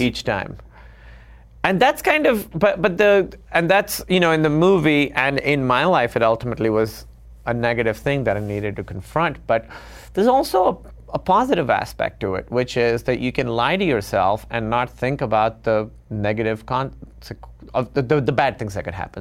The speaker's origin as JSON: {"language": "English", "town": "Karachi", "region": "Sindh", "country": "Pakistan", "tie": "born or raised there", "moved": "as an adult", "lives_now": "United States", "said": "growing up in Karachi"}